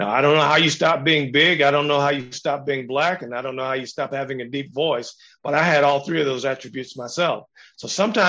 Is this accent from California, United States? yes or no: yes; San Diego, California, United States; I grew up in San Diego. I grew up in Navy towns. I'd been around white people all my life.